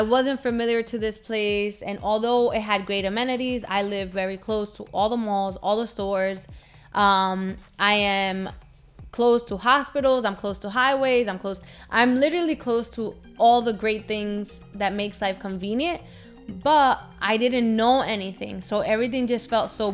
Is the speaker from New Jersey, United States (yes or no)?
yes; Newark, New Jersey, United States; accent: Hispanic; moved away as an adult; also born or lived in Dominican Republic; now in Florida, United States; My hometown, my home was Newark, New Jersey